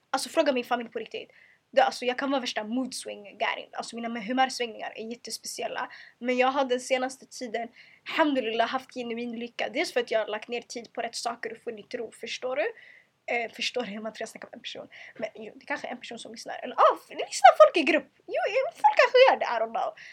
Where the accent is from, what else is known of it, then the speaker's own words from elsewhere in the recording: Eritrea; Jag vill aldrig behöva skämmas för att jag är muslim, för att jag är kvinna, för att jag är svart. Eller för att jag är eritrean, eller för att jag kommer från eh, eh, jag kommer från trakten.